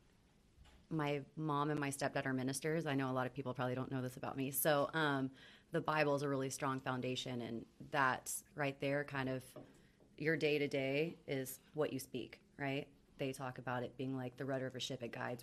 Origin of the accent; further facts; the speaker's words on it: Austin, Texas, United States; moved away as an adult; now in Dallas, United States; I grew up in Austin, and then I've lived here for over 20 years now